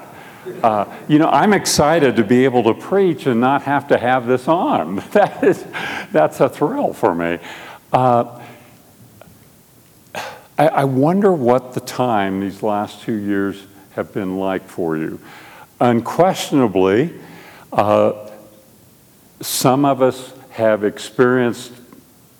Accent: Albuquerque, New Mexico, United States; We're from Albuquerque, and I am on staff at Mosaic Church, which is a PCA work in Albuquerque

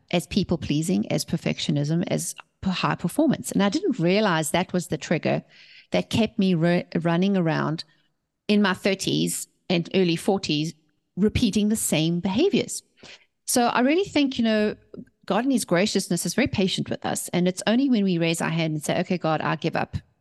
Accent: South Africa; moved away as an adult; also born or lived in England; now in United States; We were born and raised in South Africa, and we left South Africa to start our company

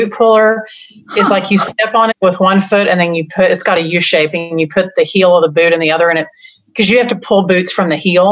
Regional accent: Texas, United States; moved away as an adult; also born or lived in Iowa / Indiana; we had this beautiful call to leave the state of Texas. I mean, you can hear my accent a little bit.

